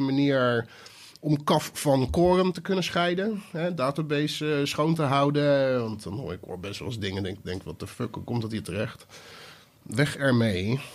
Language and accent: Dutch; Rotterdam, South Holland, Netherlands; Ik kwam uit Rotterdam.